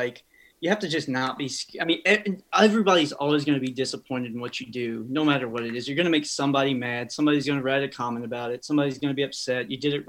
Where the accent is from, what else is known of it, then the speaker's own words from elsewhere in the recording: Marshall, Missouri, United States; Yeah, so I grew up in a little town called Marshall, kind of smack dab in the middle of Kansas City and Columbia. Honestly, it's about an hour from each, right down 70.